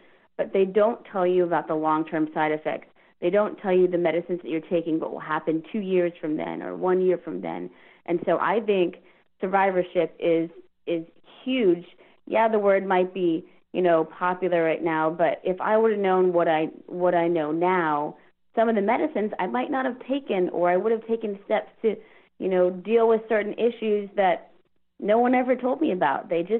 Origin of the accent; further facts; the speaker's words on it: Houston, Texas, United States; also born or lived in Virginia; and so I was in Virginia, and I'm from Houston, and so I'm like, what can I do with my degree for the time being until I find another job?